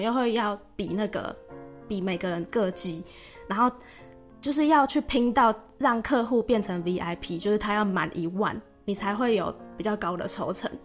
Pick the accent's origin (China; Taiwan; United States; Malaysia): Taiwan; 我是来自台湾